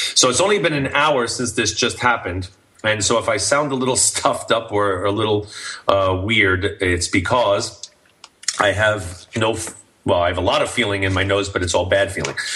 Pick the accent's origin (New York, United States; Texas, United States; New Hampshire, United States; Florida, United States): New York, United States; New York City; now in Santa Clarita, United States; I'm from New York City, so I, you know, all my family will be there and everything, and, and I get to go home